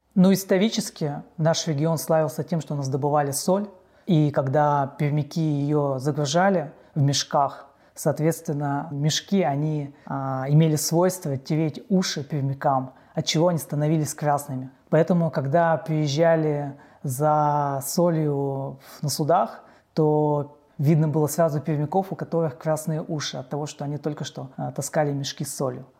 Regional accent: Perm, Perm Krai, Russia; я родился в Перми

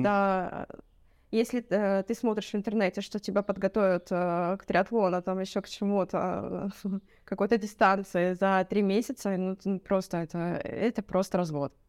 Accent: Votkinsk, Udmurtia, Russia; now in Cyprus; вообще я с России, а, с Удмуртии Удмуртия — это 1200 километров там ближе э, от э, Москвы. Вот, это ближе к Уралу. Вот. А с маленького городочка это город Воткинск

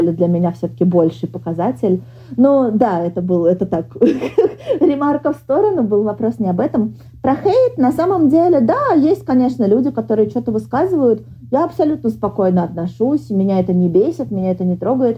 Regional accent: Moscow, Russia; moved away as an adult; now in Sweden; я вообще из Москвы никуда не уеду

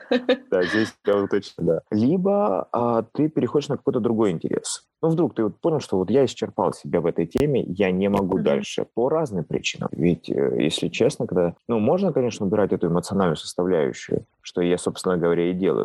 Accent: Pyatigorsk, Stavropol Krai, Russia; родного города, то есть потому что я родился в Пятигорске

